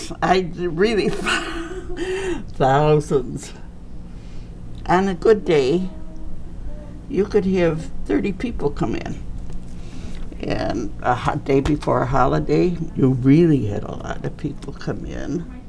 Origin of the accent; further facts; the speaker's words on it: Chicago, Illinois, United States; I was born in Bridgeport, but I'm from the southwest side near Midway Airport. So that's where I am.